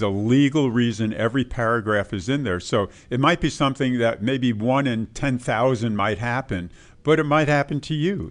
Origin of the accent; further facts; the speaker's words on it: New York, United States; when I grew up in New York